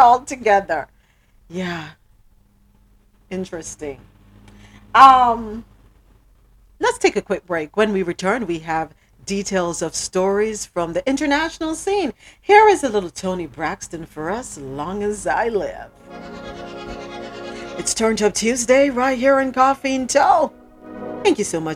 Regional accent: Jamaica; We're Jamaican. Proud Jamaicans

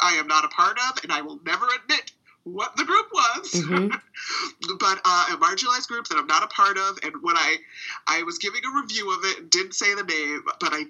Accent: Boston, Massachusetts, United States; I live in Boston, and I have for my whole life. Educated here

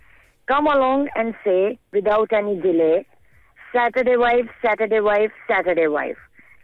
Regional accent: Indonesia

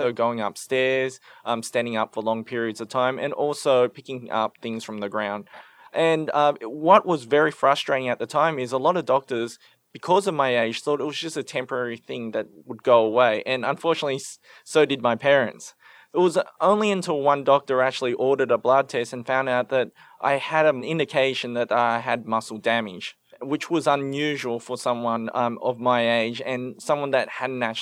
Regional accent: Sydney, New South Wales, Australia; also born or lived in Cambodia; I was born in Cambodia, the youngest of seven children. And my family in 1981, when I was just a baby, fled the Khmer Rouge to come to Australia as refugees. I grew up in Western Sydney

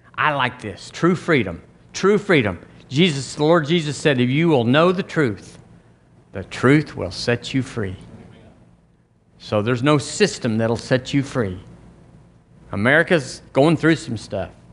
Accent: United States; I'm an American

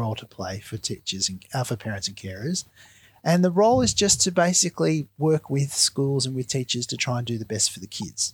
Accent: Lismore, New South Wales, Australia; I grew up in northern New South Wales, which at the moment is really affected badly by the flood. So I grew up in Lismore until I was about 12, and then I moved just out of Lismore

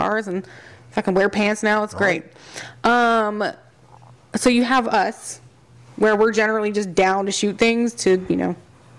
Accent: Texas, United States

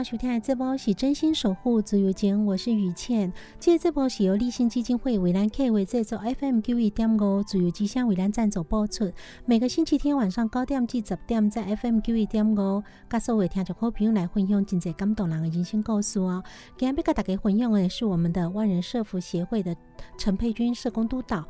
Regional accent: Taiwan; 我们台湾人现在很多女性哈，听到都会觉得哇。

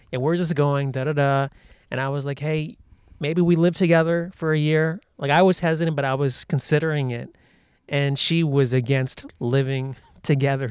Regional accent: United States; I grew up in the United States

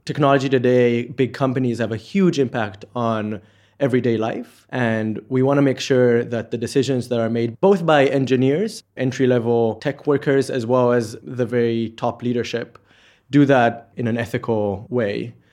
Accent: Israel; moved away as an adult; now in Oxford, United Kingdom; from Israel

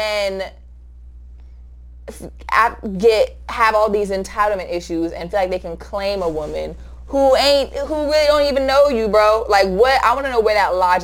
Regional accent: the South, United States; growing up in the South

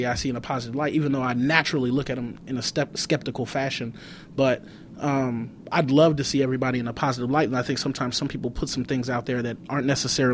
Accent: Compton, California, United States; I grew up in Compton

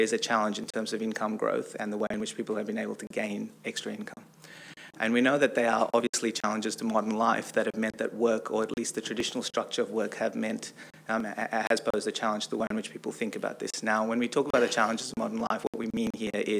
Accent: Australia; also born or lived in San Francisco, United States; now in United States; I'm also Australian, so I'm an Australian that lives and works in America

